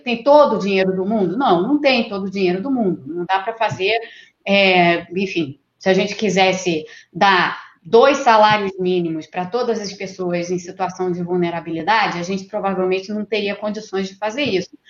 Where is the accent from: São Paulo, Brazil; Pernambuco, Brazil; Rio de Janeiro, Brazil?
Rio de Janeiro, Brazil; eu sou do Rio de Janeiro